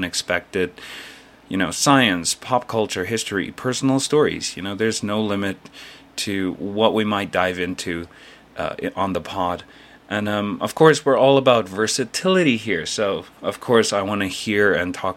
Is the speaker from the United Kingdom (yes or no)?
no; South Africa; moved away as an adult; now in South Korea; I'm originally from South Africa, but I currently live and work in Korea, South Korea, as a full-time English teacher